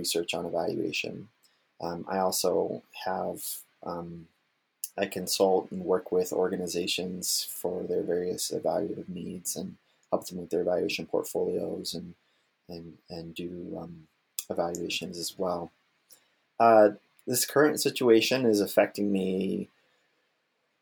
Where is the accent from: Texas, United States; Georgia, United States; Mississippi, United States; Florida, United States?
Florida, United States; now in Kalamazoo, United States; I'm originally from Florida. I'm a 13th generation Floridian